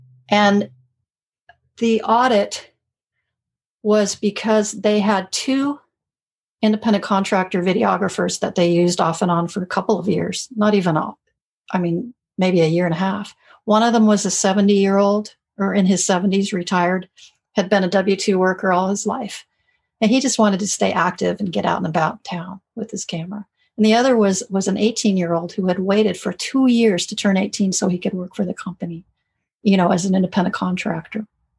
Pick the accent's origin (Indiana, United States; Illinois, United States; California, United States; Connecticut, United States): California, United States; because I'm from California.